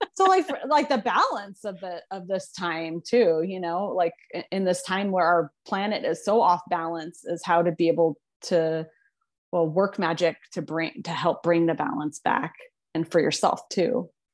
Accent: Phoenix, Arizona, United States; I was born and raised in Phoenix

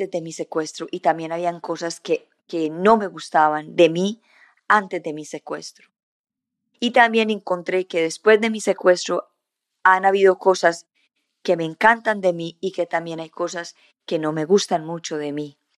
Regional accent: Colombia; also born or lived in Canada; So, nací en Colombia, y a los nueve meses nos fuimos para el Canadá, y, y a los siete años nos volvimos de nuevo para Colombia y cuando llegamos a Colombia cambiamos de lugares cada rato

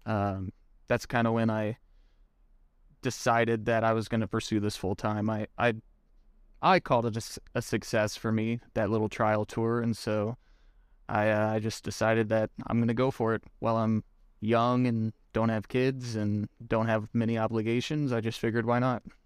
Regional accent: Springfield, Missouri, United States; also born or lived in Ozark, Missouri; I was born in Springfield, Missouri, which is kinda southwest part of the state. I live in Ozark, Missouri currently, which is just south of Springfield

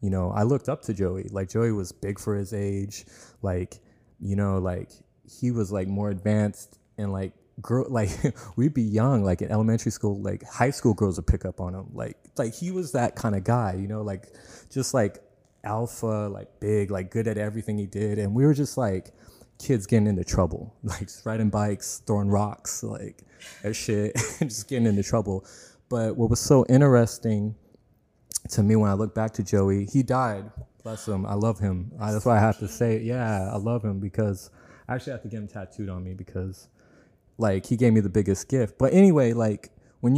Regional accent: Tracy, California, United States; I grew up in Tracy.

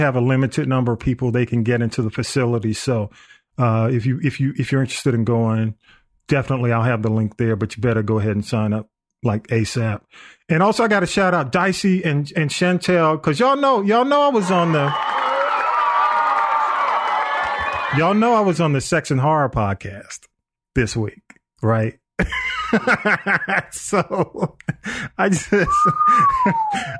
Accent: East Point, Georgia, United States; my hometown of East Point

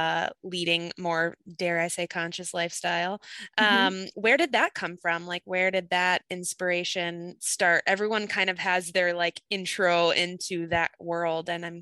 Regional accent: Minnesota, United States; I'm Minnesotan, so we get it too. I'm like 40 yeah. minutes from the Canadian border.

